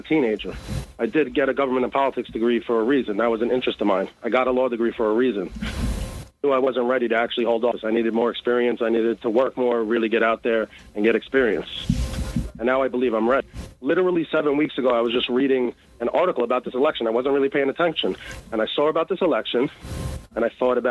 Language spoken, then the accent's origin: English; New York City, New York, United States; also born or lived in Maryland; I'm from Brooklyn, Brooklyn born and raised